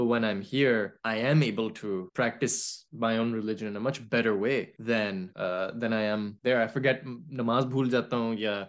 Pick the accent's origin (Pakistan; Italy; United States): Pakistan; as a Pakistani male